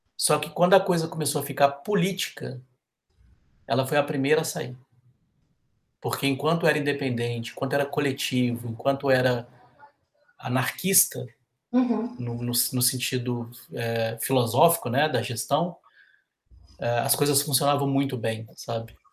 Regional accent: Brazil; nós brasileiros

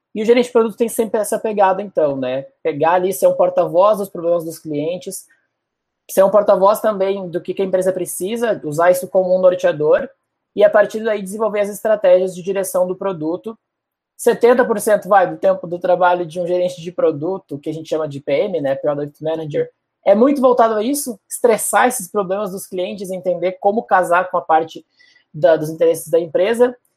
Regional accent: Porto Alegre, Rio Grande do Sul, Brazil; accent: gaúcho; moved away as an adult; also born or lived in Florianópolis; now in São Paulo, Brazil; eu sou de Porto Alegre mesmo. Morei lá até os 19, depois passei três anos em Floripa. E agora estou há dois aqui em São Paulo

